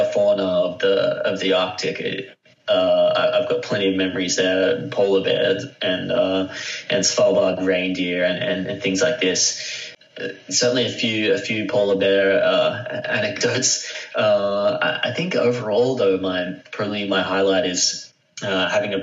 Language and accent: English; Australia; I'm from Australia